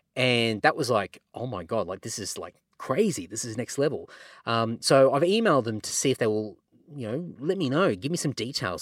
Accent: Redcliffe, Queensland, Australia; my hometown of Redcliffe in Queensland

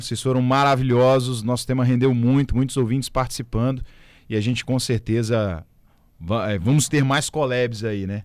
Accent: Santo Antônio, Brazil; eu sou de Santo Antônio

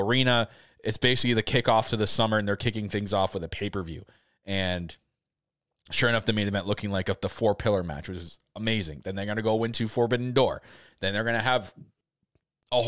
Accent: Canada; I'm Canadian.

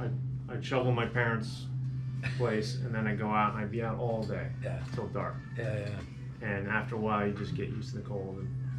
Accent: Ridgewood, New Jersey, United States; moved away as an adult; also born or lived in California; I grew up in Ridgewood.

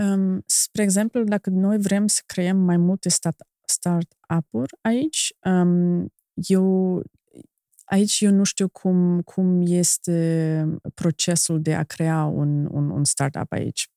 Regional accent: Germany; Romanian is a second language; moved away as an adult; now in Moldova; eu am venit din Germania, dintr-o altă cultură

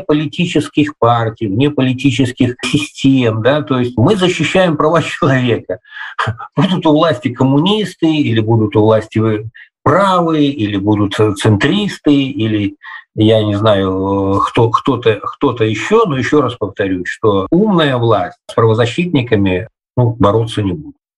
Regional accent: Vitebsk, Vitebsk Region, Belarus; also born or lived in Estonia; вернулся в родную Беларусь, в родной город Витебск

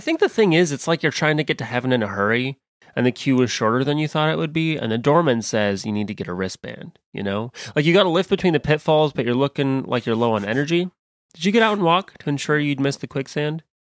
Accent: Midwest, United States; accent: Western American; also born or lived in California; I was raised in the Midwest

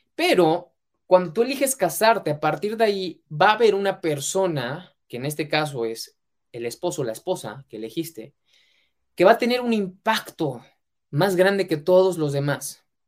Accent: Mexico; mexicano, emprendedor y empresario

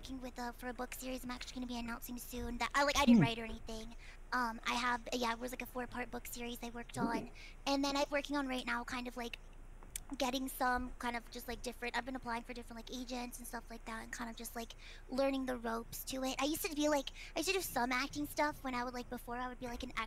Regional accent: Midwest, United States; also born or lived in Belgium; now in California, United States; I grew up actually in the Midwest. I was born in Europe, but I grew up in the Midwest

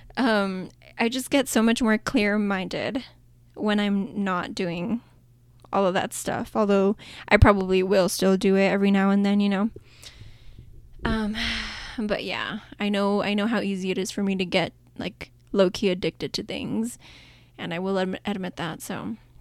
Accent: El Paso, Texas, United States; El Paso in my hometown

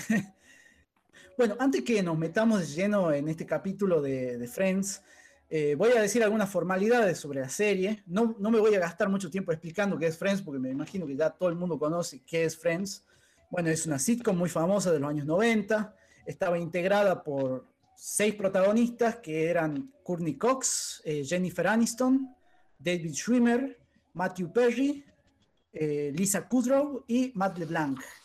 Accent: Catamarca, Argentina; moved away as an adult; now in Tucumán, Argentina; nosotros dos somos de Catamarca

